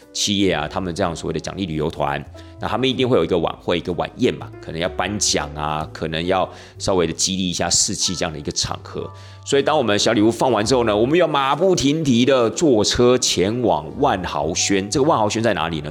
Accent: Taiwan; 我们台湾人

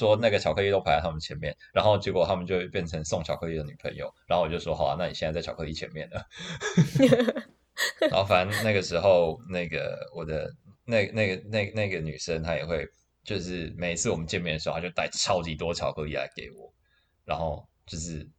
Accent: China; 然后，但我也没办法，就是我让那个朋友在那边，我也我也我也怪尴尬的，然后怪尴尬，我是中国人嘛

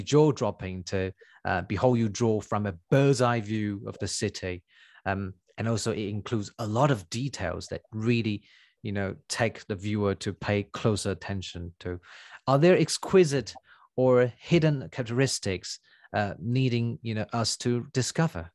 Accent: Tainan, Taiwan; I'm from Tainan

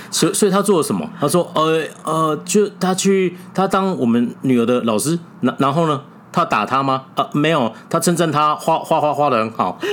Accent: Taiwan; 这我们台湾也是有类似的

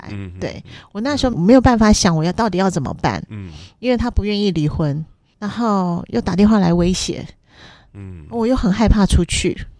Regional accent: Kaohsiung, Taiwan; 我是高雄人，是，然后娘家在高雄，

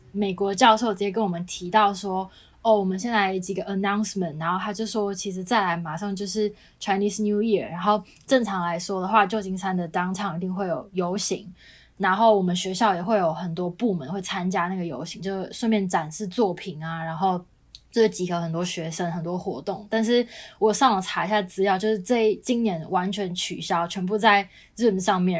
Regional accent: Taiwan; moved away as an adult; now in United States; 虽然我没有回台湾，可是因为我家人都在

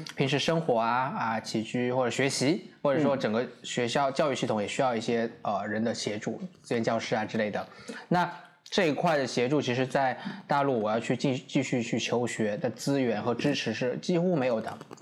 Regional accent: Suzhou, Jiangsu, China; moved away as an adult; now in Taipei, Taiwan; 我是中国大陆江苏省苏州市

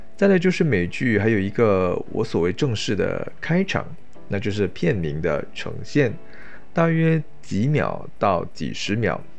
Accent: Malaysia; 对于一个马来西亚华人的我

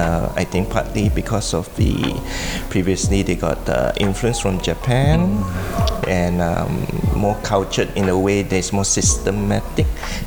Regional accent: Sabah, Malaysia; moved away as an adult; also born or lived in Johor; now in Taiwan; I grew up in Sabah. Grew up in a place. Actually, I'm born in Johor.

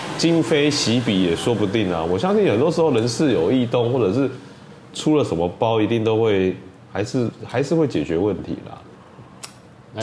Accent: Taiwan; 身为一个台湾人

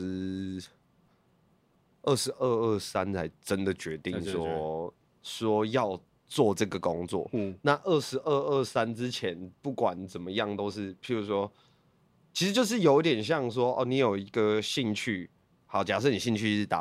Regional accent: Hsinchu, Hsinchu City, Taiwan; 对，我新竹人。

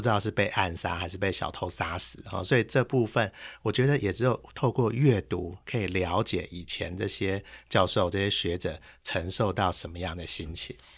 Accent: Taipei, Taiwan; 我们台北人

